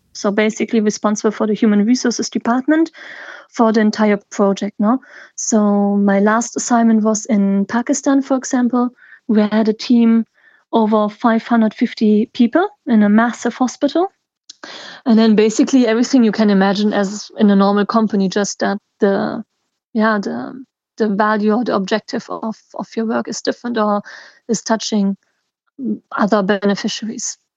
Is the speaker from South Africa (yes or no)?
no; the German speaking part, Wallonia, Belgium; I'm from Belgium, the German speaking part